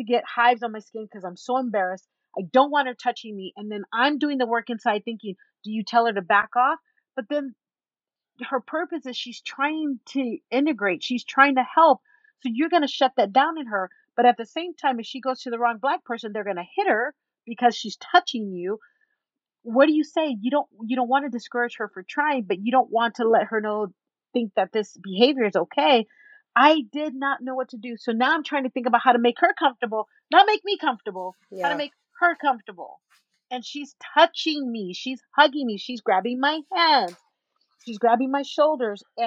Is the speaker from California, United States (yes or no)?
no; San Antonio, Texas, United States; now in Utah County, United States; San Antonio